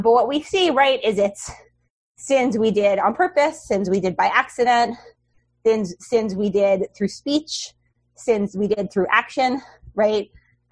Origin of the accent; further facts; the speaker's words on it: New York City, New York, United States; I grew up on the Upper West Side, I've not strayed far